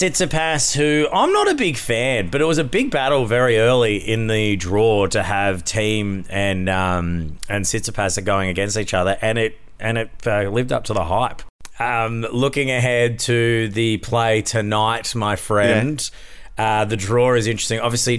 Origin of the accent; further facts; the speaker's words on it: Australia; which is so frustrating as an Aussie sports fan because I'm like, you just ruined what she's been working hard for.